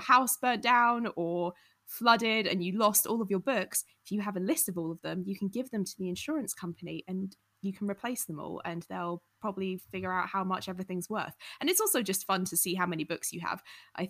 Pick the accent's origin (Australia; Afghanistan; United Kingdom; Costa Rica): United Kingdom; Surrey, South East England; moved away as an adult; now in United States; I have lived in the US for the last 6 years since we've been married. I'm originally from Surrey.